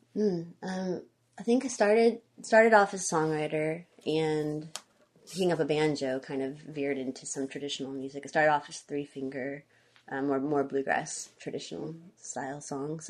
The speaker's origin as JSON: {"language": "English", "town": "Conway", "region": "Arkansas", "country": "United States", "tie": "born or raised there", "moved": "as an adult", "lives_now": "Olympia, United States", "said": "I grew up in Central Arkansas, Conway. It's half an hour north of Little Rock"}